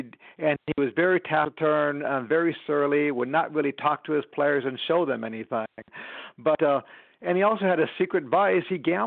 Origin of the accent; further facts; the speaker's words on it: Chicago, Illinois, United States; I grew up in the Chicago area